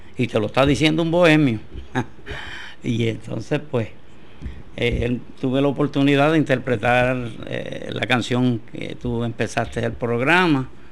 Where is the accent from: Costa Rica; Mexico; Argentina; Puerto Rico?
Puerto Rico